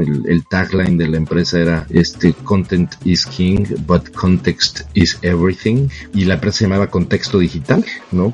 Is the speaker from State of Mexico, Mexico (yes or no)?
yes; Toluca, State of Mexico, Mexico; moved away as an adult; yo soy de Toluca